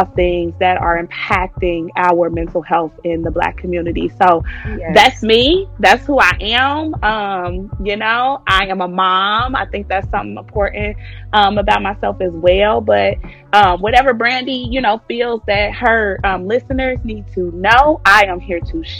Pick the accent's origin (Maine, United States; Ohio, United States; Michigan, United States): Ohio, United States; Cincinnati; moved away; also born or lived in Tennessee; I'm from Cincinnati, Ohio, 513. Mm-hmm. Born and raised.